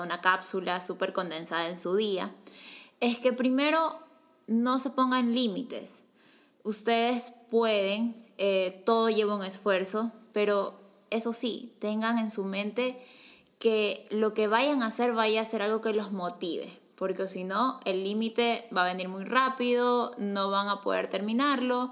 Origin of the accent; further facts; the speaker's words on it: Ecuador; soy de Ecuador